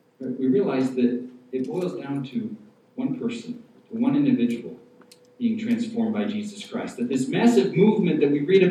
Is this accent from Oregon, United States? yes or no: no; Syracuse, New York, United States; I grew up here in Syracuse